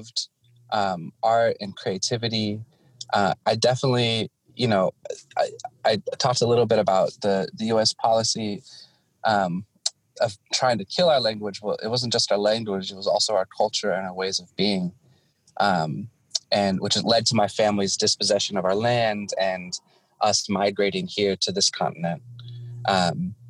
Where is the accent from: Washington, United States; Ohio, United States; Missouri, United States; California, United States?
Washington, United States; also born or lived in Guam; I was born and raised here on Turtle Island, born on the lands of the Snohomish, raised in the Swinomish, Shwedab, and Dokobsh, where I currently live